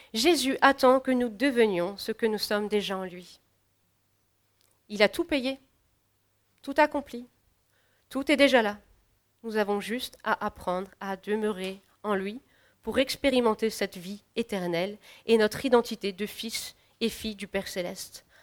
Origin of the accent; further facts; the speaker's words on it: France; en tant que Français